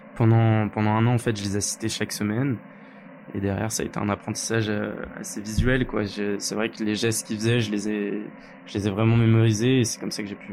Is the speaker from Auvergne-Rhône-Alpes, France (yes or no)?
yes; Lyon, Auvergne-Rhône-Alpes, France; je suis lyonnais de base